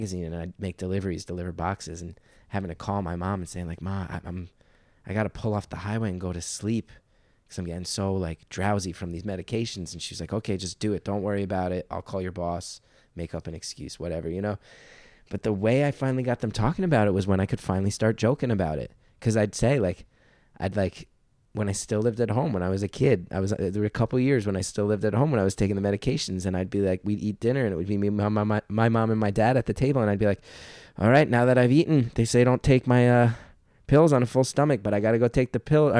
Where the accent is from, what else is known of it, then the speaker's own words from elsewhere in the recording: New York, United States; And I'm a New Yorker. Like I said, like that's, it's not a rare thing to meet people in therapy in New York.